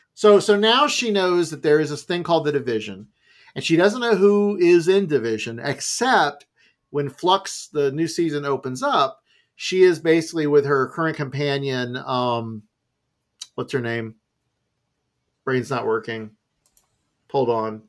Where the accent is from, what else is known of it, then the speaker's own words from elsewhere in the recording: United States; my youth growing up in America